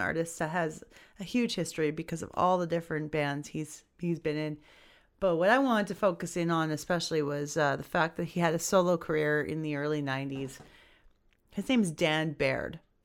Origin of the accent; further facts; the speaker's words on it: Edmonton, Alberta, Canada; here in my hometown of Edmonton